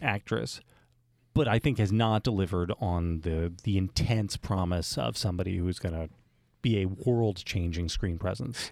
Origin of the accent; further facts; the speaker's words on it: United States; growing up in America